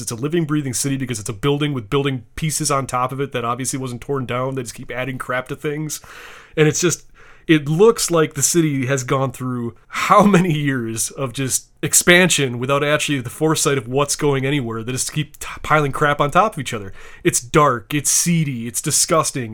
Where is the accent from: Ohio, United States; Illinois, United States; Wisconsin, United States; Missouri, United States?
Wisconsin, United States; I'm from Wisconsin